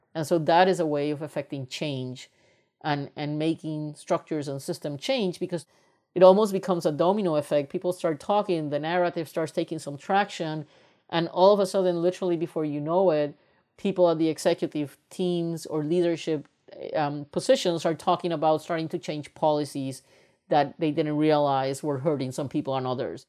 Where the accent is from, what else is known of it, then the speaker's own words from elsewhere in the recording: Puerto Rico; moved away as an adult; also born or lived in United States; I am originally from Puerto Rico, and when I was raised up in Puerto Rico, I come from a very privileged family